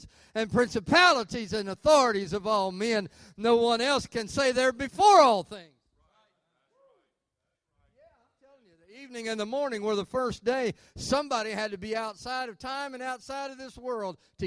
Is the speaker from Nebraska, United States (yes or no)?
no; Arkansas, United States; I'm from Arkansas